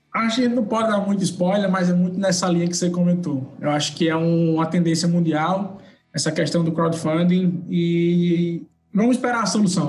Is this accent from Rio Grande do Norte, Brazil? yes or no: yes; Rio Grande do Norte, Brazil; also born or lived in United States; Eu sou potiguar, estudei minha vida toda aqui